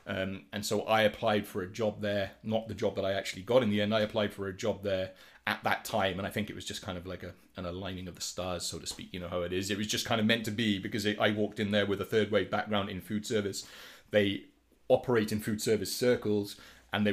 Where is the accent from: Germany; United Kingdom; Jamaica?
United Kingdom; Wales; moved away as an adult; now in Minneapolis, United States; I am from Wales, which is the cool appendage to the left of England, if you didn't know, with a bit that sticks off. And I am now living in Minneapolis. I've been here for like 2.5 years